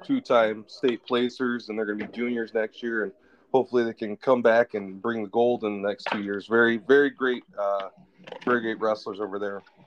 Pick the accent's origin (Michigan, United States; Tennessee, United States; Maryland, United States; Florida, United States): Michigan, United States; Lansing; when I grew up in Lansing